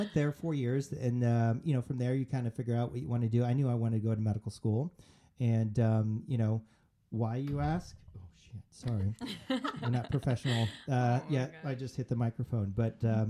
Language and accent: English; El Paso, Texas, United States; I'm from El Paso, Texas.